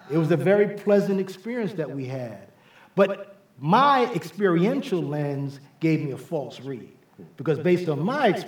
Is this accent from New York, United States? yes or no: yes; New York City, New York, United States; I, I grew up in New York City. Uh, I was born and raised in the South Bronx in the Millbrook Projects. That's where most of my experiences were gained before I went away to college.